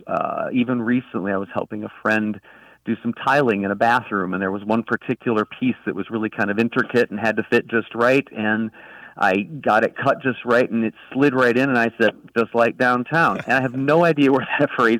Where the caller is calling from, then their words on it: Jacksonville Beach, Florida, United States; I'm calling you from Jacksonville Beach, Florida